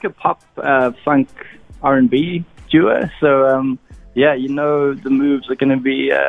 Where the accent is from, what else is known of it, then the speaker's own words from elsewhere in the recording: Durban, KwaZulu-Natal, South Africa; now in Johannesburg, South Africa; So we're both from Durban, but living in Johannesburg now.